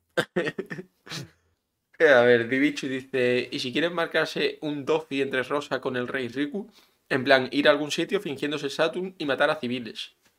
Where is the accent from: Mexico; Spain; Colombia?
Spain; de España